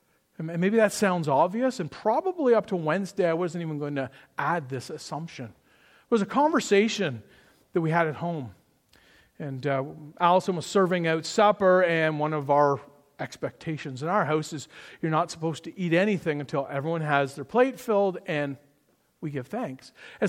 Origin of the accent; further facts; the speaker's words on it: Toronto, Ontario, Canada; But growing up in Toronto in the 80s and the 90s, the … was my favorite Christian rock band.